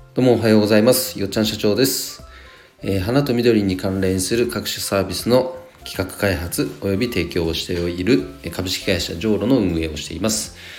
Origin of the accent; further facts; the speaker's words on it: Nagano, Japan; 地元僕長野